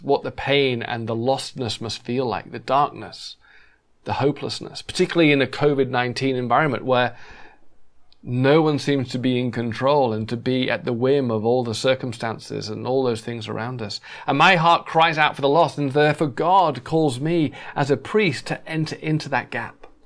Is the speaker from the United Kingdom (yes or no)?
yes; England, United Kingdom; moved away as an adult; now in Los Angeles, United States; we used to say a lot in England